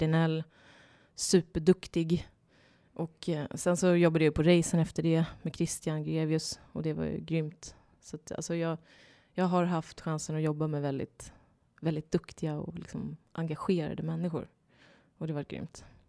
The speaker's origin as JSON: {"language": "Swedish", "town": "Ljungskile", "region": "Västra Götaland", "country": "Sweden", "also_born_or_lived": "Sydney, Australia", "moved": "as an adult", "lives_now": "Stockholm, Sweden", "said": "jag kommer från Ljungskile. Det ligger sex mil norr om Göteborg, så jag kommer från västkusten."}